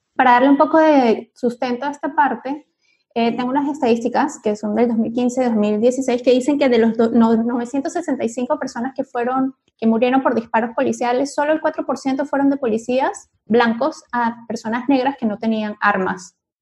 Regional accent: Venezuela; soy venezolana, a mí me pasaba mucho en Venezuela

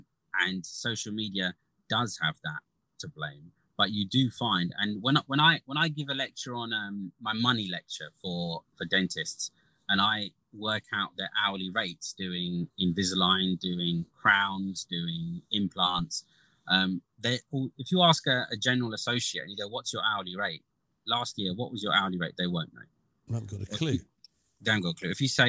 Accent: Gujarat, India; I think being Indian and being Gujarati, you always have that in the back of your head, right?

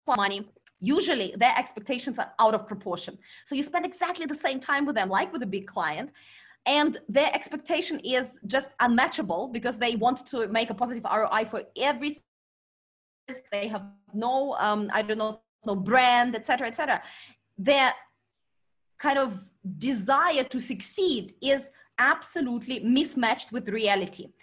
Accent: Vladivostok, Primorsky Krai, Russia; born or raised there; moved away as an adult; also born or lived in China

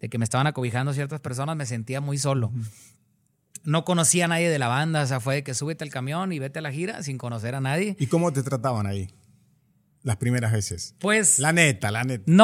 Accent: Mazatlán, Sinaloa, Mexico; moved away; súmale que mi manera de hablar y de expresarme era muy diferente a la de ah, ellos. porque en Mazatlán, en Sinaloa, tienen unas palabras y unas costumbres muy diferentes a, otros lugares.

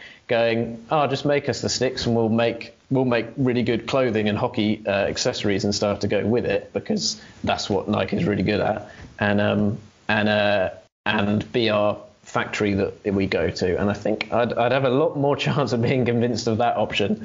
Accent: England, United Kingdom; We're English ourselves

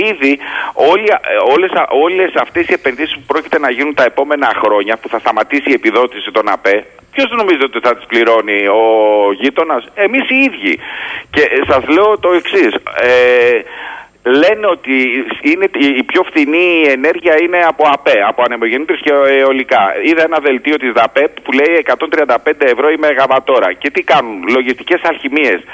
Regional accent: Heraklion, Crete, Greece; Είμαι από το Ηράκλειο.

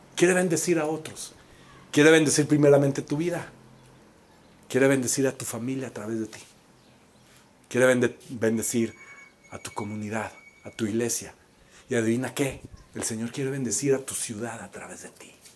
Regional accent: Mexico; como mexicanos

